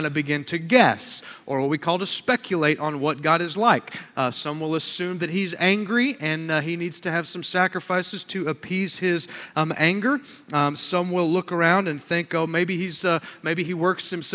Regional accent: United States

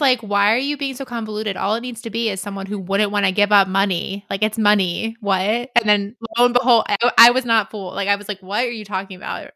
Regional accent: United States; I'm American.

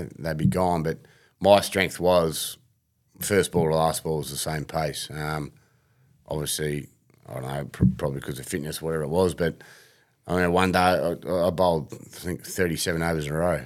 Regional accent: Heidelberg, Victoria, Australia; I grew up in Heidelberg

